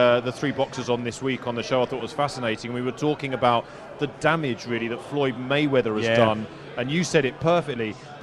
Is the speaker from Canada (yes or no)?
no; England, United Kingdom; now in Dubai, United Arab Emirates; I'm British, I grew up in England